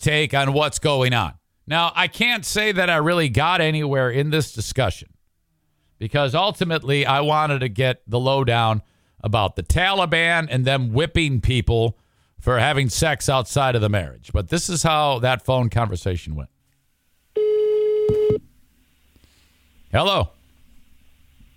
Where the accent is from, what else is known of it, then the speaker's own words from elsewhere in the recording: Michigan, United States; I'm from Michigan, United States